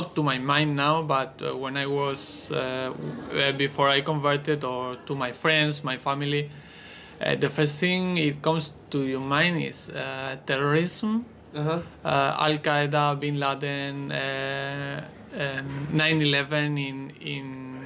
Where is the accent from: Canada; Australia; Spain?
Spain; moved away as an adult; now in Singapore; I'm from Spain, and I'm 34 years old